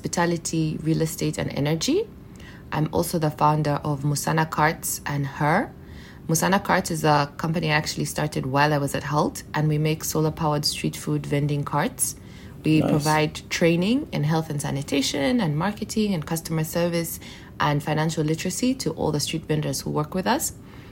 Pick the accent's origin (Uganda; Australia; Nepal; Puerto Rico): Uganda; moved away as an adult; also born or lived in England; I moved back to Uganda from England, where I'd done my undergrad